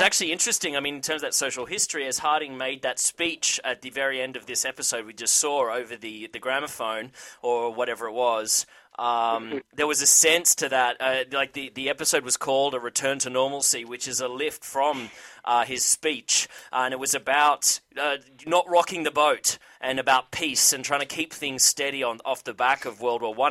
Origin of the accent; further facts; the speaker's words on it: Australia; I'm Australian